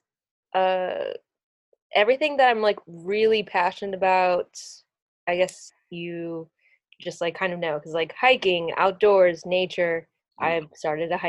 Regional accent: Virginia, United States; moved away; growing up in Virginia

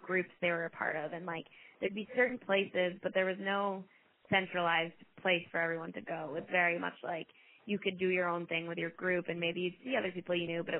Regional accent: New York City, New York, United States; So do you mean like the biggest thing that like I didn't get to experience as a New Yorker?

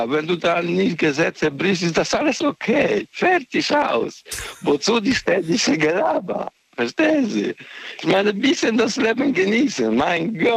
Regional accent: Ludwigshafen, Rhineland-Palatinate, Germany; auch aus, äh, ich bin aus Ludwigshafen, ja.

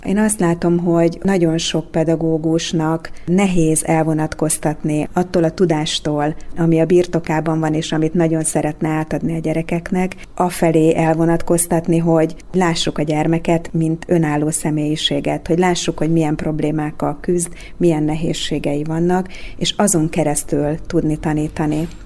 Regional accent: Kecskemét, Bács-Kiskun, Hungary; moved away as an adult; also born or lived in Székesfehérvár; now in Dunaújváros, Hungary; a Kecskeméti Kodály iskolába nőttem föl

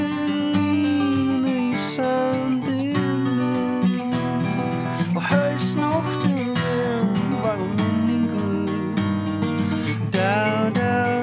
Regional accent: Midwest, United States; also born or lived in Illinois / Michigan / Indiana; Yeah, I grew up in Illinois, Michigan, Indiana, Midwest, and yeah, I guess a lot of folk and traditional American stuff

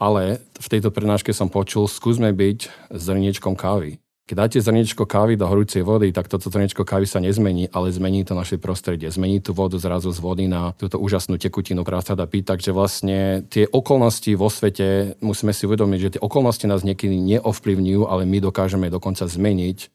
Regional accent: Martin, Žilina Region, Slovakia; now in United States; pochádzam z Martina

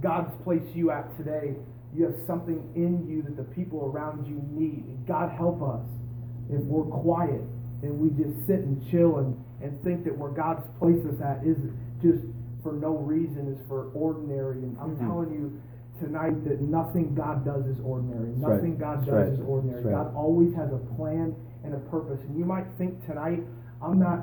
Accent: Iowa, United States; moved away as an adult; now in Hillsboro, United States; I'm originally from Iowa, and I was born and raised there. Lived there for about 21 years until I moved out here.

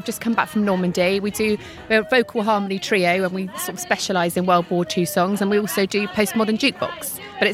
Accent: Highcliffe, South West England, United Kingdom; we're actually from Highcliffe in Dorset.

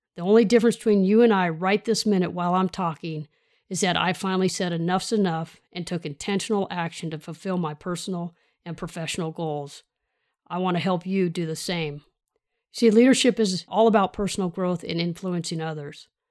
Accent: Sacramento, California, United States; So I grew up in the Sacramento region, South area

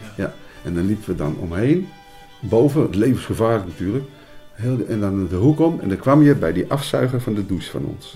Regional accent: Utrecht, Netherlands; ik ben geboren in Utrecht

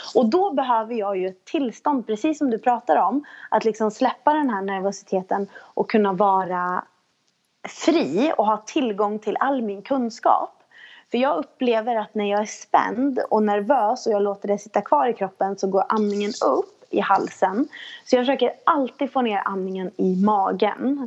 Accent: Sweden; som, som, som svensk tjej

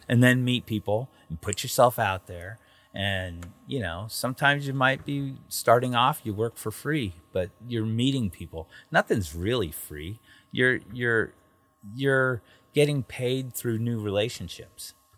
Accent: Southern California, United States; an American who grew up in Southern California in the film industry

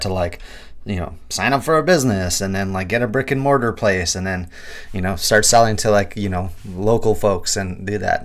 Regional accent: Kitigan Zibi Anishinabeg, Quebec, Canada; now in Vancouver, Canada; Algonquin and Anishinaabe from Kitaganzibia, Nishirbeg

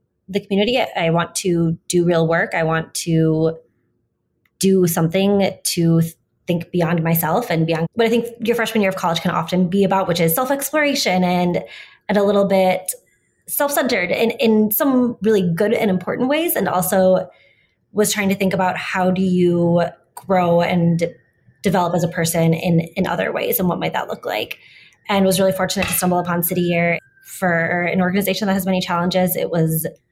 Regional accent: St. Paul, Minnesota, United States; moved away; also born or lived in Madison; growing up in St. Paul

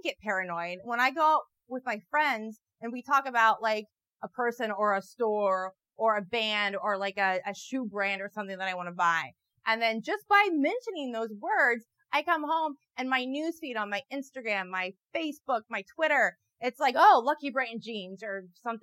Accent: Midwest, United States; I'm from the Midwest

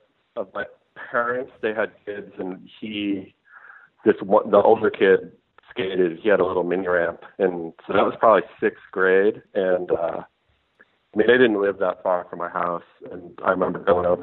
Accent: Hamden, Connecticut, United States; I grew up in Hamden, Connecticut, which is a suburb of New Haven.

